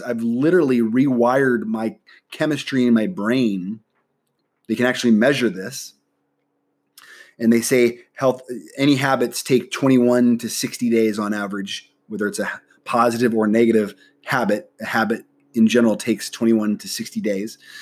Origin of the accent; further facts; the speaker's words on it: Nebraska, United States; moved away as an adult; now in San Diego, United States; I'm originally from Nebraska. All my family lives in Nebraska.